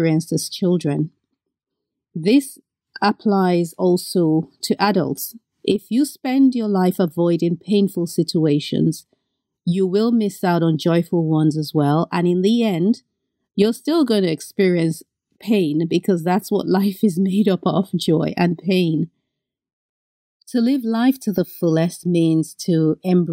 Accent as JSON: {"language": "English", "country": "Benin", "tie": "born or raised there", "moved": "yes", "said": "I grew up in Benin and we're surrounded by a lot of land and a lot of sun."}